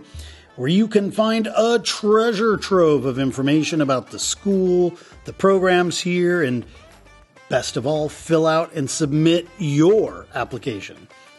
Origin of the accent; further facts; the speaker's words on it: Oregon, United States; now in Seattle, United States; I'm from Oregon originally